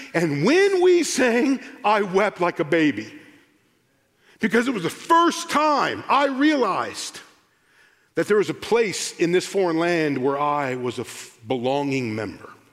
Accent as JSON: {"language": "English", "country": "United States", "also_born_or_lived": "United Kingdom", "said": "I'm the American"}